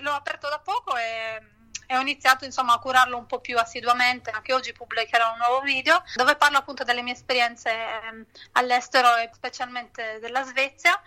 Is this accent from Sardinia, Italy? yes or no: yes; Sassari, Sardinia, Italy; moved away as an adult; also born or lived in London / Antibes / Stockholm; now in Gothenburg, Sweden; Io sono di Sassari